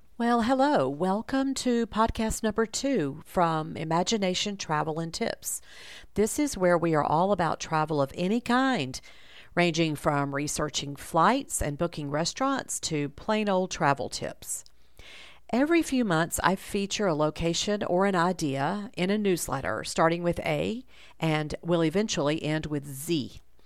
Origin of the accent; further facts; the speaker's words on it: the South, United States; I'm from the South